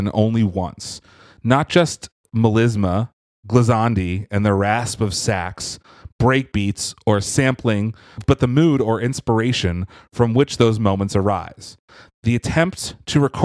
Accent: Philadelphia, Pennsylvania, United States; which is my hometown area

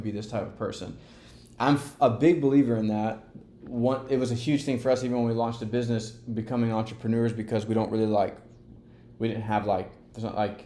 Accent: LaGrange, Georgia, United States; accent: Southern twang; moved away; also born or lived in Columbus, Georgia; we grew up in LaGrange, Georgia

